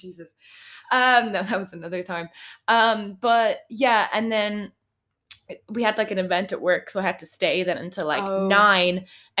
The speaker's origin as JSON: {"language": "English", "town": "Dublin", "region": "Leinster", "country": "Ireland", "said": "I'm from Kimmage"}